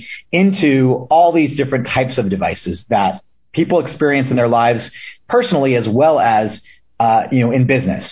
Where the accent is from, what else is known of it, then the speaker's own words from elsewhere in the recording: Solana Beach, California, United States; also born or lived in San Diego, California / Chico, California; I grew up in Solana Beach, California, which was and still is a little beach community, just about 20 minutes north of downtown San Diego